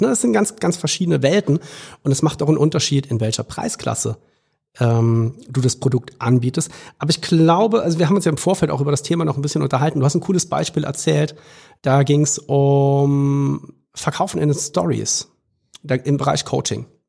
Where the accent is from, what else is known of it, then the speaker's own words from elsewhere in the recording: Trier, Rhineland-Palatinate, Germany; da, wo ich herkomme in Trier